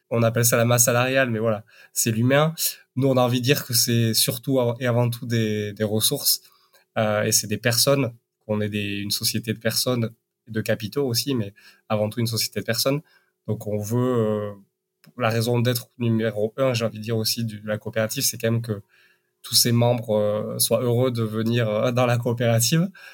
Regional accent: Basque Country, Nouvelle-Aquitaine, France; moved away; also born or lived in Paris; je viens du Pays bas

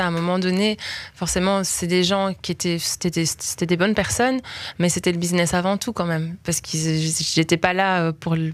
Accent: Belgium; parce que moi, quelqu'un a cru en moi, je viens de Belgique

